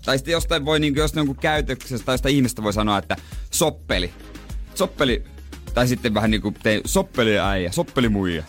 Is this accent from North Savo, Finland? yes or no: no; Seinäjoki, South Ostrobothnia, Finland; now in Helsinki, Finland; ymmärsin sitten, että se oli vaan niinku meillä päin